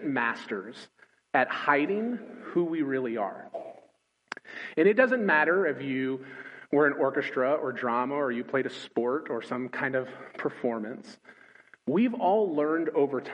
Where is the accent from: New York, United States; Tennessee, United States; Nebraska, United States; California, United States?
California, United States; Los Angeles; moved away as an adult; also born or lived in Joplin, Missouri / New Orleans / Nashville; now in Richmond, United States; I grew up in Los Angeles, California